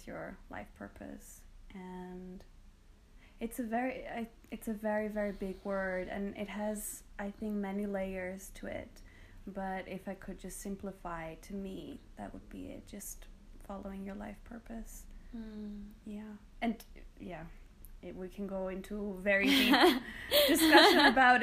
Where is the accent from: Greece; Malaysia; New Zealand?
Greece; moved away as an adult; also born or lived in United Kingdom / London; I come from Greece. So this is where I was born and raised. And I left when I was 18, and I spent a lot of time in the UK, about 10 years.